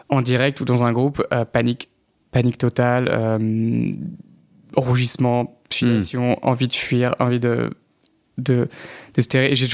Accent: Paris, Île-de-France, France; also born or lived in Normandy / Vendée; je suis né à Paris, j'ai un peu grandi à Paris, mais en Normandie aussi, genre dans un village, et en Vendée, un peu. Donc très aussi euh, campagne.

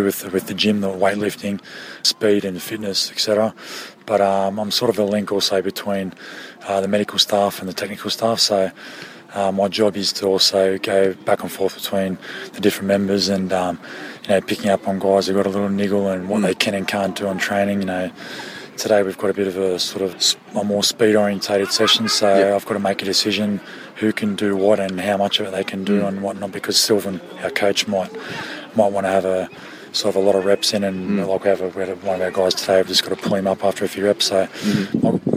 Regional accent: Australia; moved away as an adult; now in France; I'm Australian, obviously, and I spent 17 years in France

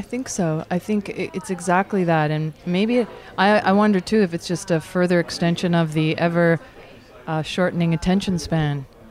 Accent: Toronto, Ontario, Canada; also born or lived in Scarborough; I grew up in the East End of Toronto in the beach

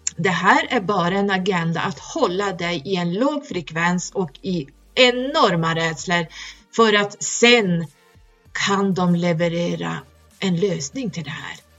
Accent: Norrland, Sweden; där jag kommer ifrån. det är högst upp

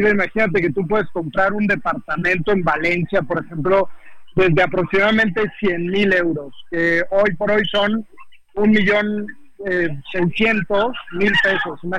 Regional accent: Mexico; Es que, mira, la verdad es que como mexicanos tenemos las puertas abiertas en España.

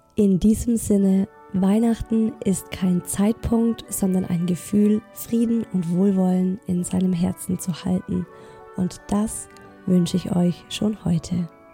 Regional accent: Southern Germany, Germany; Ich komme aus Süddeutschland

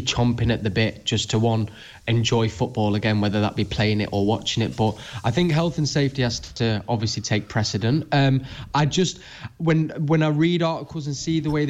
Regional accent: Manchester, North West England, United Kingdom; as a Mancunian

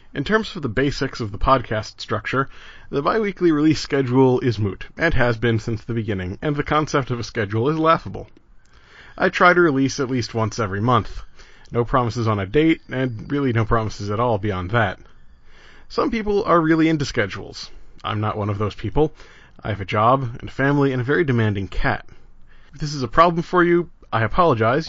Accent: New Jersey, United States; now in Providence, United States; I grew up in New Jersey, and I'm not sad I left.

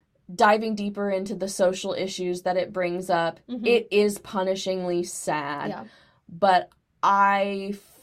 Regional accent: Texas, United States; I grew up in Texas

